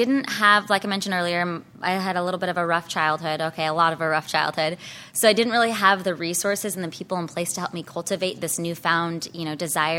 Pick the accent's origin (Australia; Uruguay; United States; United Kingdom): United States; Escondido, California; So pretty much born and raised in San Diego County. I grew up more inland in Escondido.